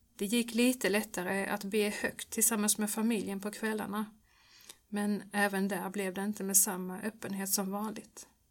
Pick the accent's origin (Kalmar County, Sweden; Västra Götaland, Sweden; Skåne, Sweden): Skåne, Sweden; Örkelljunga; det fanns en barnkör i missionshuset i Örkelljunga där jag växte upp